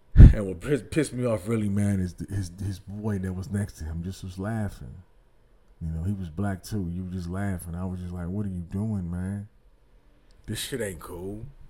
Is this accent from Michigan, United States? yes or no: yes; Detroit, Michigan, United States; I'm from Detroit